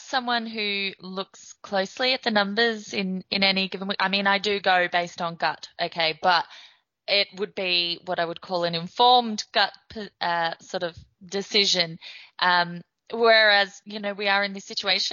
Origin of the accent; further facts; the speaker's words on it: Australia; now in Ireland; I'm Australian living in Ireland. I'm not based in the UK